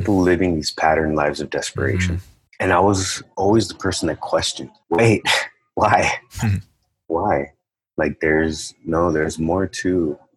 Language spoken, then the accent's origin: English; United States; They came to the States. I grew up right on the border. So they came to the States and settled here shortly before I was born